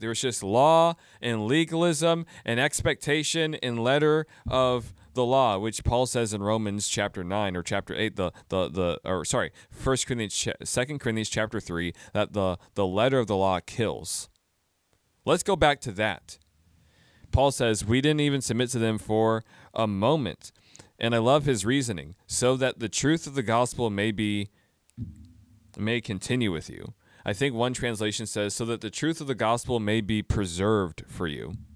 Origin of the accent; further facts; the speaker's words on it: United States; I'm an American Christian